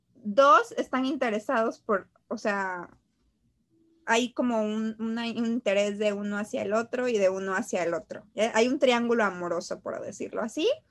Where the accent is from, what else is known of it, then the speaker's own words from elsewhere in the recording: Mexico; uno como mexicana